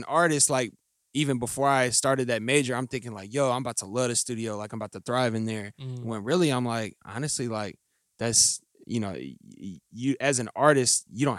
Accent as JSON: {"language": "English", "town": "Indianapolis", "region": "Indiana", "country": "United States", "tie": "born or raised there", "also_born_or_lived": "Culver, Indiana", "said": "I actually am born and raised here in Indianapolis, by way of the Briarport area."}